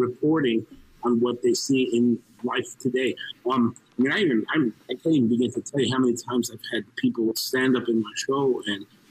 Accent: Mexico; I'm a Mexican. I was born in Mexico of Mexican and Cuban heritage

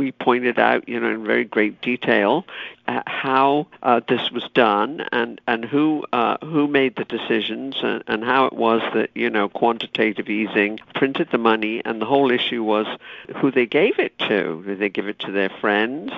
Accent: United Kingdom; moved away; when I was growing up in Britain

